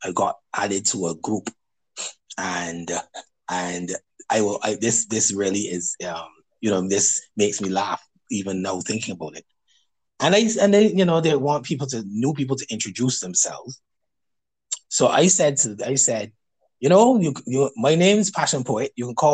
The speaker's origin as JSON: {"language": "English", "country": "Barbados", "said": "I'm from Barbados, so I've had people over the years tell me about my accent"}